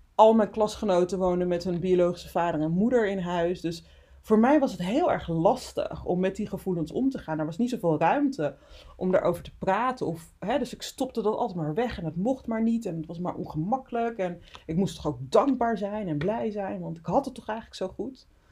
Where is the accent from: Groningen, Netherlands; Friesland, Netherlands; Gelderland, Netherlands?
Friesland, Netherlands; also born or lived in Suriname; geboren in Suriname, getogen in Friesland.